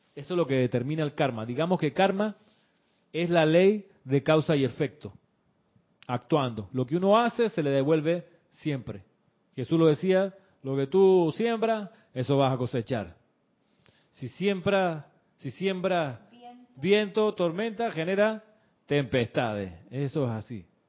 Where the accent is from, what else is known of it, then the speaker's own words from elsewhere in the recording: Chile; el colegio donde yo me crié eh, en Chile